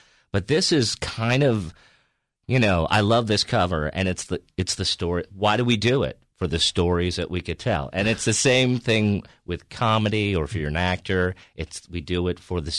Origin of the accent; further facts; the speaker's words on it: New York, United States; because I grew up in outside of New York City